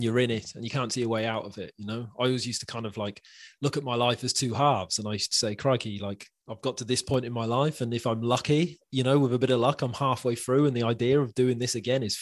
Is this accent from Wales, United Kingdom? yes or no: yes; Wales, United Kingdom; moved away as an adult; now in Wirral, United Kingdom; I'm Welsh